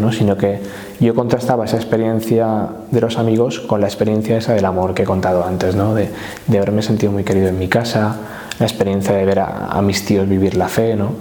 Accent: Valencian Community, Spain; moved away as an adult; now in Valencia, Spain; nací aquí en Valencia, aunque mis padres son de un pueblo del sur de la provincia que se llama El que es un, puesto, un pueblo así costero, con, con mucho turismo, donde hay mucha fiesta en verano se ha sido un poco el lugar donde yo me he criado

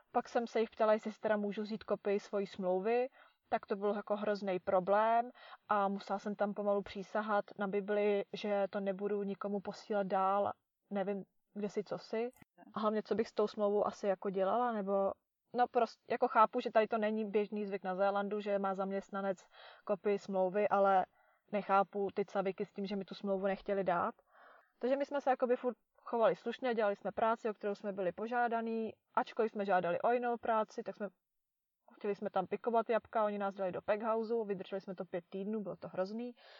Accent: Czechia; moved away

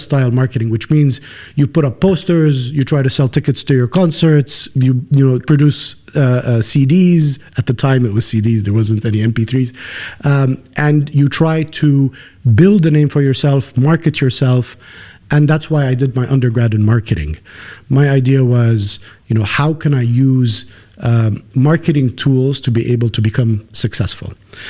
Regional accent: Kuwait; born there; From a very early age, I was born in Kuwait.

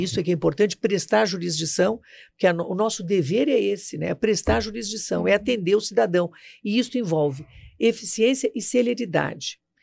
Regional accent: Rio Grande do Sul, Brazil; moved away as an adult; now in Brasília, Brazil; eu vim do Rio Grande do Sul para cá ainda é estudante, né, da faculdade

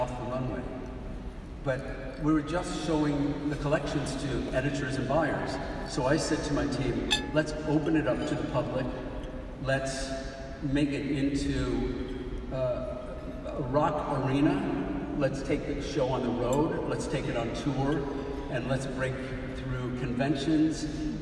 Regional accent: Elmira, New York, United States; my hometown of Elmira, New York

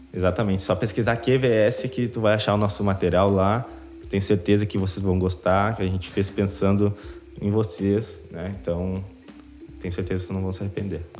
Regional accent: Rio Grande do Sul, Brazil; accent: gaúcho; aqui no Rio Grande do Sul, a gente tem a nossa cara, né? Gente, o nosso sotaque ele é presente

